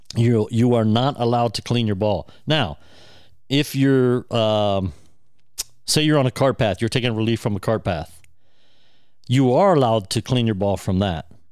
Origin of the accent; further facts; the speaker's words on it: near Dublin, Ohio, United States; in Dublin, Ohio, near my hometown.